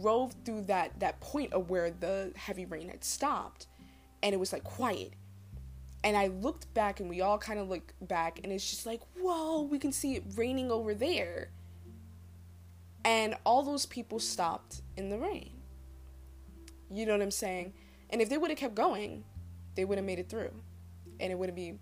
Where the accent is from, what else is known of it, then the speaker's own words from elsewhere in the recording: New Jersey, United States; I grew up in Jersey